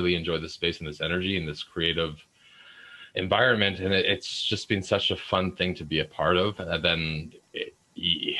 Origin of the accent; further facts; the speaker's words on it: Vancouver, British Columbia, Canada; I'm from Vancouver, BC